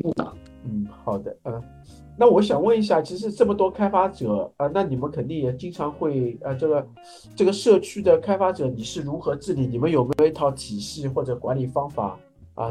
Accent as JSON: {"language": "Chinese", "country": "China", "said": "我们中国人的这个中庸精神"}